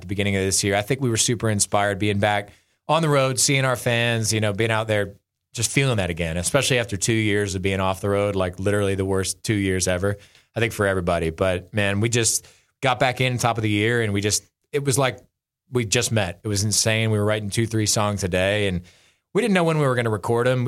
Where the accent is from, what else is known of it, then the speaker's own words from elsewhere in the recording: Pennsylvania, United States; I grew up in Pennsylvania, big Steelers fan